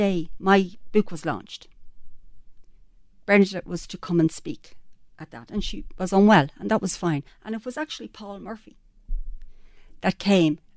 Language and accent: English; Drogheda, Leinster, Ireland; Drogheda, my hometown